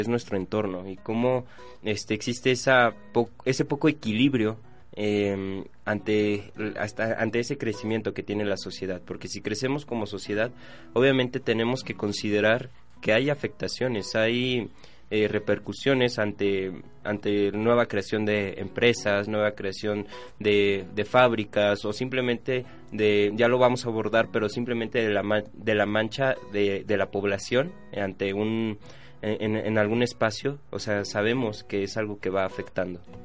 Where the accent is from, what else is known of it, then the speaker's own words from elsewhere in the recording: Mexico City, Mexico; los que somos de la Ciudad de México